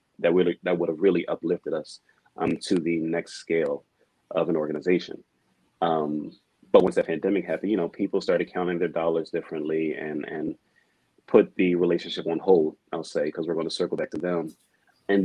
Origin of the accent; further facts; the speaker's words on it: Philadelphia, Pennsylvania, United States; I grew up in Philly